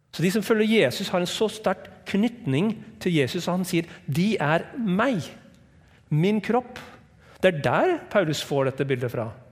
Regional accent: United States; Norwegian is a second language; also born or lived in Hawaii; now in Norway; Jeg er fra USA

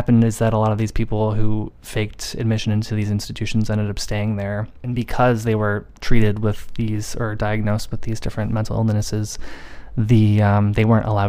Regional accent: United States; being an American

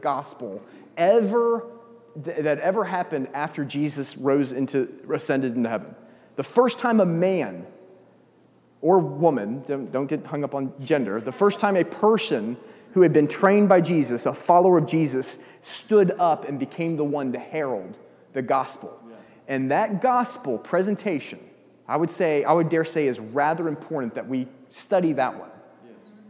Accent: United States; moved away; I'm an American

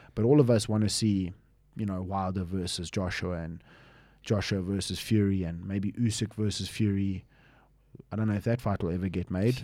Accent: United Kingdom; also born or lived in Manchester; now in South Africa; I grew up in the U K for majority of my life

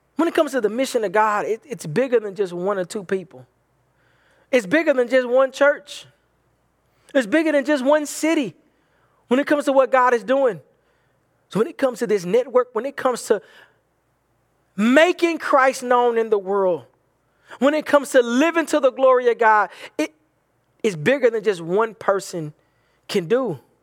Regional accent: the Bible Belt, United States; from where I'm from, um, in, growing up in the Bible Belt

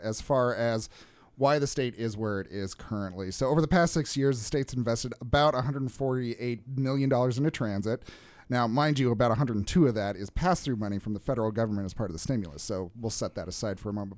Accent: Salt Lake City, Utah, United States; also born or lived in Washington, D.C.; born and raised in Salt Lake City

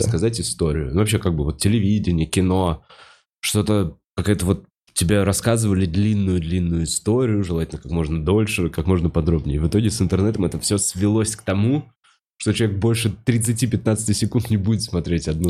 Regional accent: Russia; also born or lived in Moscow; я русский

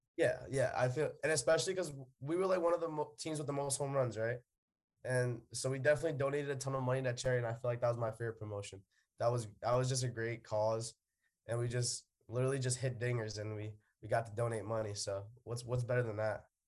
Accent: New York City, New York, United States; We're both from the Bronx

